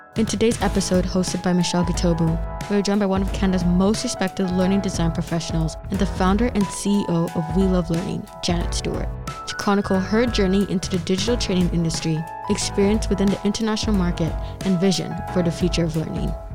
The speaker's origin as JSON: {"language": "English", "country": "Kenya", "moved": "yes", "said": "I'm Kenyan"}